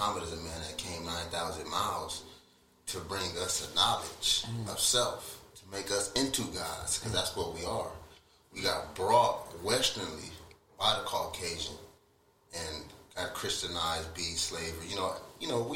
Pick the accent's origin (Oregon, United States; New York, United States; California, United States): California, United States; Rialto; I never was taught that I was from Rialto.